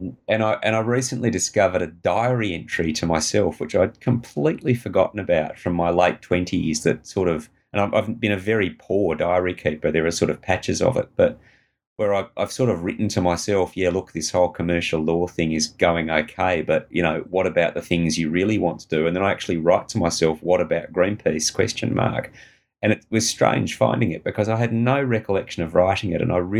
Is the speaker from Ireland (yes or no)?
no; Perth, Western Australia, Australia; I grew up in Perth's foothills at a time when they really weren't that built up